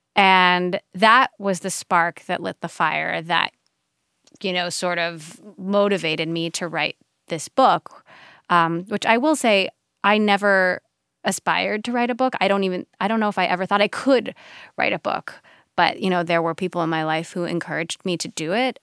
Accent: Hawaii, United States; we're from Hawaii

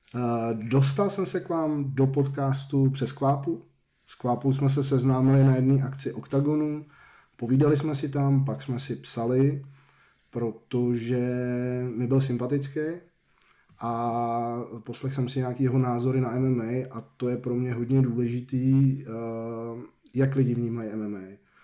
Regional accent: Rakovník, Central Bohemian Region, Czechia; now in Hradec Králové, Czech Republic; A na sídlišti jsem vyrůstal v Rakovníku

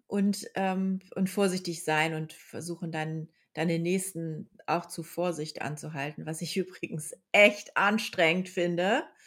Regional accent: Lower Saxony, Germany; now in Berlin, Germany; das ist ja in Niedersachsen

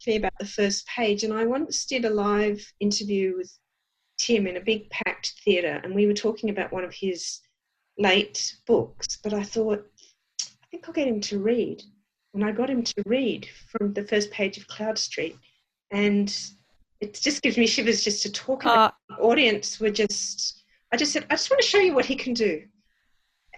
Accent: Australia; We're Australian.

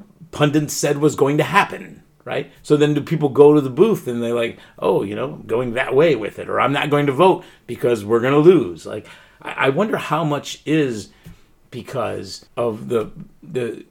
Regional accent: Pennsylvania, United States; moved away; people from my home state, you know, my birthright state

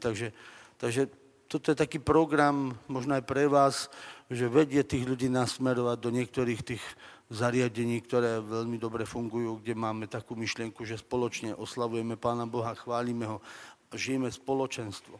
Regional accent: Orava, Žilina Region, Slovakia; Pochádzam z Oravy

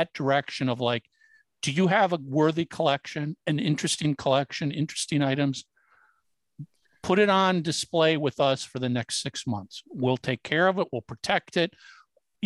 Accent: Minneapolis, Minnesota, United States; as a kid growing up in Minneapolis

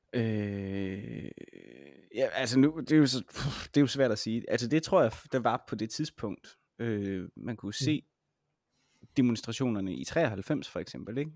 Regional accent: Denmark; som dansker

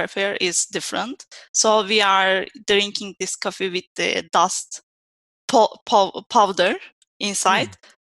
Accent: Turkey; moved away as an adult; also born or lived in Istanbul, Turkey; now in Italy; I'm from Turkey, but I live in Italy for almost 7 years now

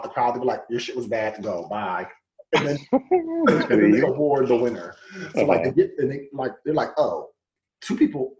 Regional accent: New Jersey, United States; as a Jersey boy

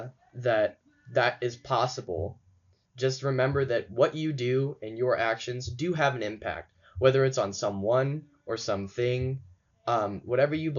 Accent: St. Louis, Missouri, United States; I'm from St. Louis

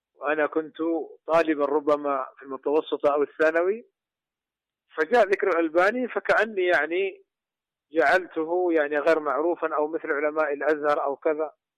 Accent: Saudi Arabia; عندنا في المملكة العربية السعودية

